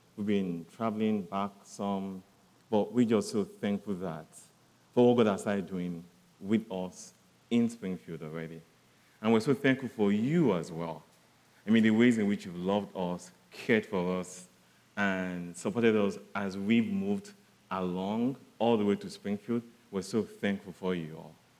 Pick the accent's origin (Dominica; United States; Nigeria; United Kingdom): Nigeria; southern Nigeria; I come from Nigeria. I'm from the southern part of Nigeria